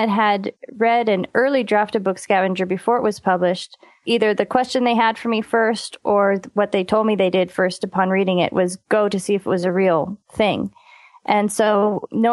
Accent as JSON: {"language": "English", "area": "San Francisco Bay Area", "region": "California", "country": "United States", "tie": "born or raised there", "said": "I grew up out in the San Francisco Bay Area in a suburb outside of San Francisco"}